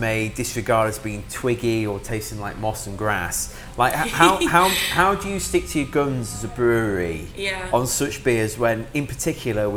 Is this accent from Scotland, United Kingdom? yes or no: no; Sheffield, Yorkshire and the Humber, United Kingdom; I'm from Sheffield, where it's the cask beer capital of the UK